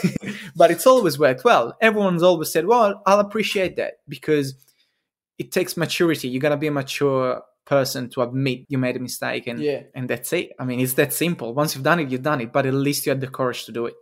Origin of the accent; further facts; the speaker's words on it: Italy; moved away; in Italy, my home country